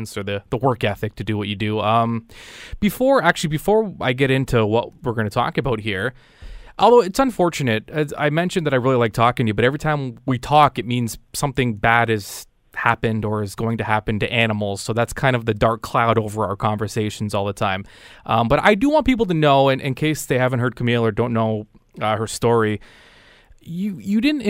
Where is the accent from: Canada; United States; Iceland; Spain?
Canada; I said, "Canada."